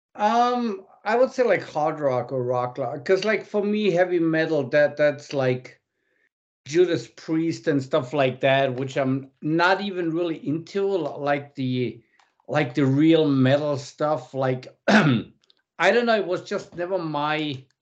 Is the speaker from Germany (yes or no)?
yes; Munich, Bavaria, Germany; I was born in Munich